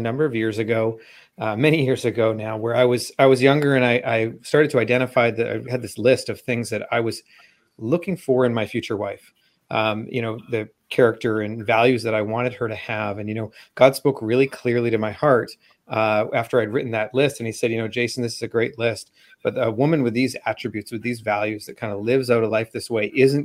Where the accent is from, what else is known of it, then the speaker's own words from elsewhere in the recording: Vancouver, British Columbia, Canada; Just outside of Vancouver, Canada